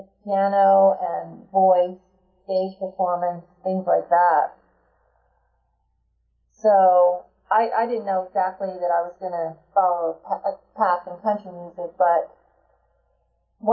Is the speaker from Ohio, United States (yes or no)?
no; Philadelphia, Pennsylvania, United States; I grew up in the Philadelphia area